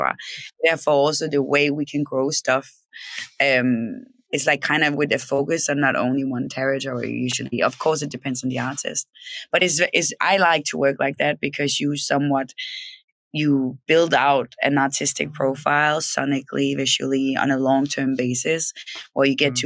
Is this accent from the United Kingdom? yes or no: no; Denmark; also born or lived in Copenhagen; I'm from Denmark. I grew up in Denmark, and I moved to Copenhagen when I was like 18.